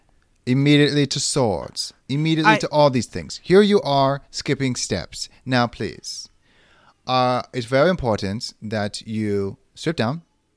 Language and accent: English; the South, United States; accent: Southern; So, yes, Southern is where I grew up. I grew up in the South. I have that accent.